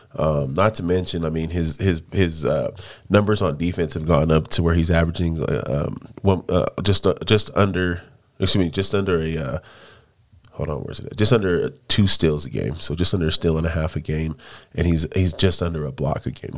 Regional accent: Denver, Colorado, United States; I'm from Denver

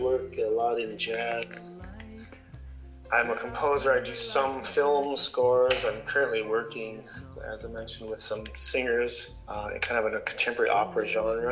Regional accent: Ontario, Canada; moved away as an adult; now in Whitehorse, Canada; I grew up in Ontario

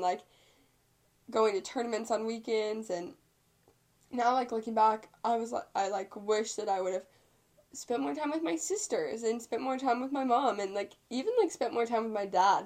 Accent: Viburnum, Missouri, United States; moved away; in my hometown, like my grandparents are f- friends with my friend's grandparents because they went to school together

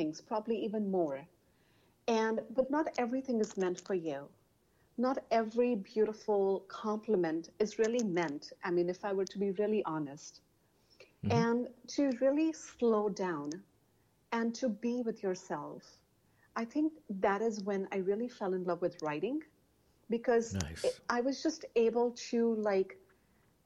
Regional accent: India; English is a second language; moved away as an adult; also born or lived in United States; I was born and raised in India.

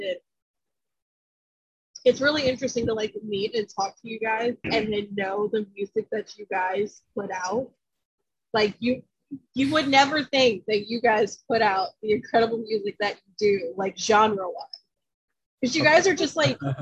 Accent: St. Mary's County, Maryland, United States; now in North Carolina, United States; Brittany and I grew up in St. Mary's County

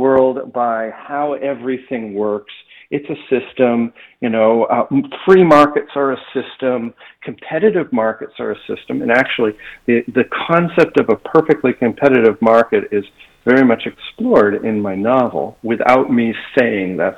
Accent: Toronto, Ontario, Canada; now in Boca Raton, United States; I grew up in Toronto

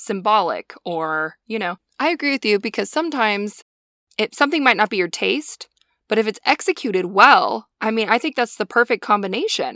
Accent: Montana, United States; we're both from Montana

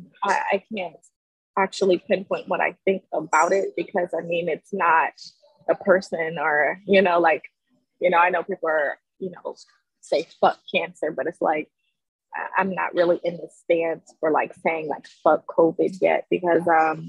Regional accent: Columbus, Ohio, United States; right now I am in Columbus, Ohio. So that is where I'm from

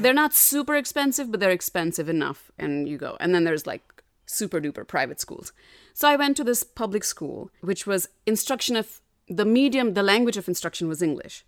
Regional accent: Delhi, India; moved away; I grew up in North Delhi, which is different than South Delhi.

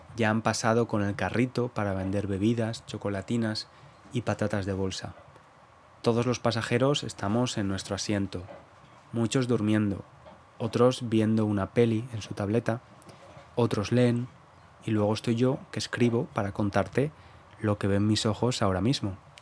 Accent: Valencia, Valencian Community, Spain; moved away as an adult; now in London, United Kingdom; Yo nací en el Mediterráneo, en Valencia

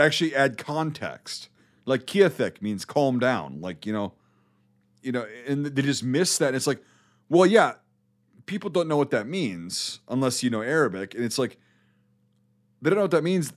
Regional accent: United States; also born or lived in Iraq; I'm American

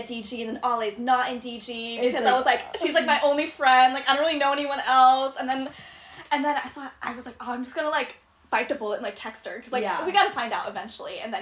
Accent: Huntington Beach, California, United States; I grew up in Orange County in Huntington Beach

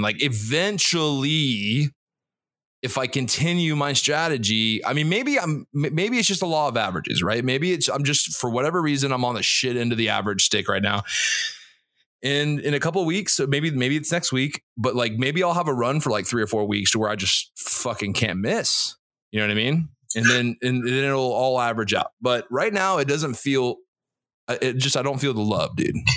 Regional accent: Jacksonville, Florida, United States; Jacksonville, Florida, my hometown

